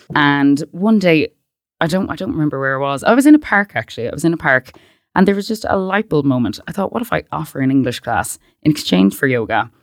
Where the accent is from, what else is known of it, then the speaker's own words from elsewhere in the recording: Westport, Connacht, Ireland; moved away as an adult; I grew up in Westport, which, for anyone that doesn't know, it's a kind of a big town.